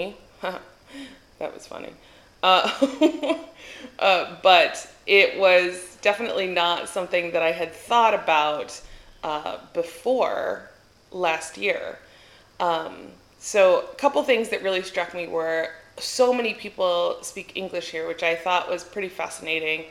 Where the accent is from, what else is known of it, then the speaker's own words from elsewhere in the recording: Albuquerque, New Mexico, United States; moved away as an adult; now in Athens, Greece; I'm from Albuquerque, everything is in a grid